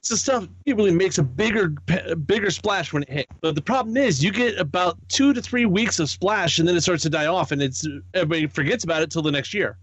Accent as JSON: {"language": "English", "area": "the East", "region": "East Coast", "country": "United States", "tie": "born or raised there", "said": "growing up in the East, Hasbro and Mattel was like"}